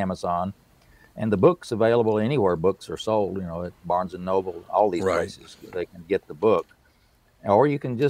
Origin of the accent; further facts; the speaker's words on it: Southern, United States; accent: Southern; my Southern accent